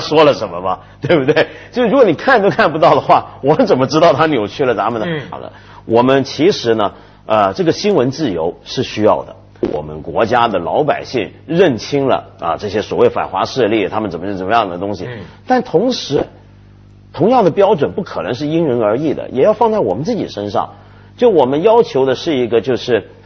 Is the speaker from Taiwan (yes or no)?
no; China; 全世界都在欺负我们中国人了